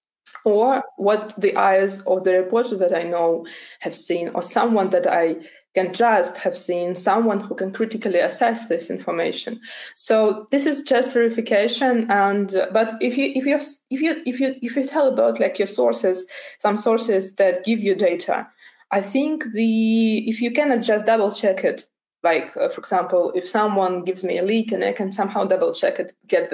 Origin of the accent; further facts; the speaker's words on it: Donbas, Ukraine; moved away; I'm from Donbass myself originally